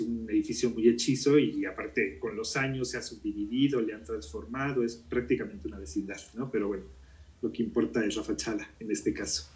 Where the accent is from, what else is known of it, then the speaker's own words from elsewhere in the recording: Mexico City, Mexico; also born or lived in Guatemala; yo nací aquí en la Ciudad de México eh, y siempre he vivido en la colonia Narvarte. Es la colonia donde siempre he vivido desde que era niño